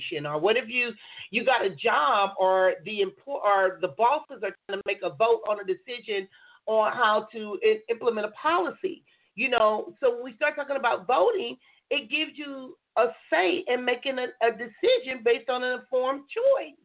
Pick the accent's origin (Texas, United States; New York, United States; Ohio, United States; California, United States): California, United States; Compton; now in San Diego County, United States; I grew up in Compton